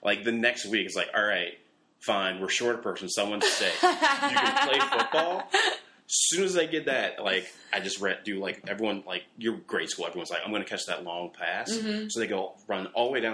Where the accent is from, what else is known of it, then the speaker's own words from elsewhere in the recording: Cleveland, Ohio, United States; Growing up in Cleveland, Catholic grade school